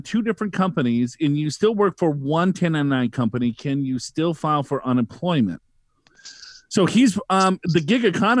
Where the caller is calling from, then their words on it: Corona, California, United States; from Corona, California, and I love, love, love your podcast